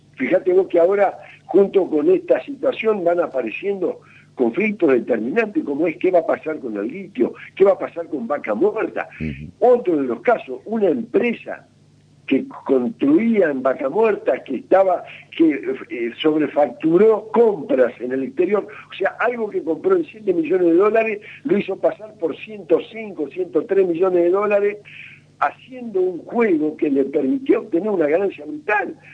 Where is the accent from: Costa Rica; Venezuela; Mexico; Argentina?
Argentina